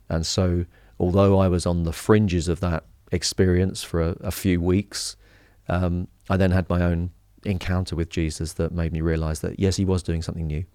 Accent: Harlow, East of England, United Kingdom; I grew up in Harlow in Essex.

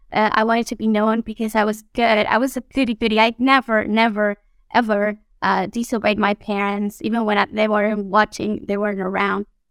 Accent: Mexico; moved away as an adult; now in Guatemala; We are originally from Mexico, my husband and I. Uh, we were both born there and grew up there and we met and married there

